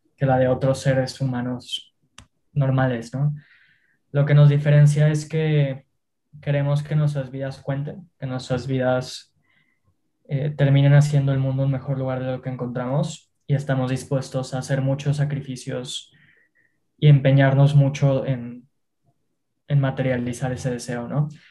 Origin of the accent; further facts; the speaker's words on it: Mexico; yo y mis socios somos jóvenes mexicanos